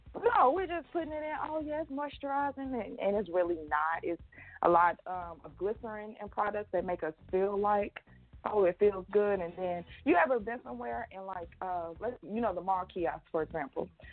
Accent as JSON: {"language": "English", "town": "Atlanta", "region": "Georgia", "country": "United States", "also_born_or_lived": "Houston, Texas", "said": "I'm from Atlanta, Georgia"}